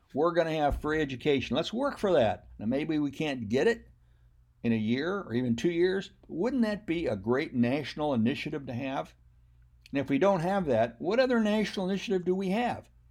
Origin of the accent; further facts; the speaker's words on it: United States; I am an American. My parents were born I believe, in Germany or Scotland or England, but I'm still an American.